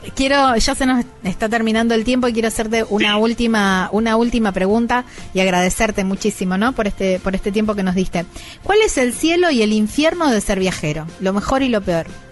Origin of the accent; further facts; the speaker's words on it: Córdoba, Argentina; esto es producto de mi tierra, esto es lo que nos identifica. Yo soy cordobés